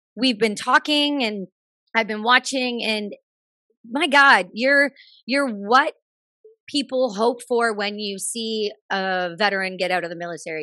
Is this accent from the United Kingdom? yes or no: no; Canada; being a Canadian